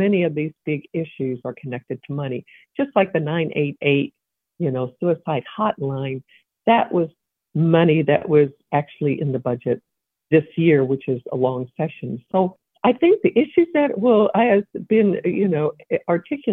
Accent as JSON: {"language": "English", "town": "Evansville", "region": "Indiana", "country": "United States", "said": "I'm a former state representative. I come from the Evansville area."}